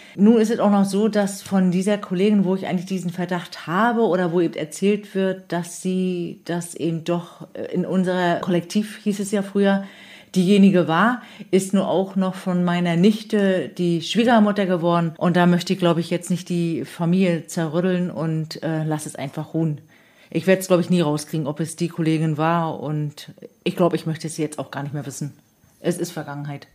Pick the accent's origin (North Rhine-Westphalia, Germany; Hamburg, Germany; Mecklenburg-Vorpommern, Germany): Mecklenburg-Vorpommern, Germany; Demmin; Ich bin geboren in der Mien am neunundzwanzigsten ersten fünfundsechzig und, äh, habe auch in der Mien meine Kindheit verlebt